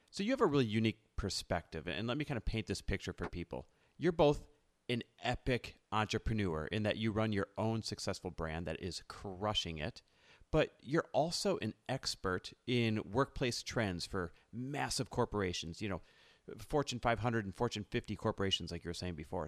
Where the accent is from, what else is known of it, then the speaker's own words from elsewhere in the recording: Midwest, United States; now in Los Angeles, United States; we're both Midwest born and raised.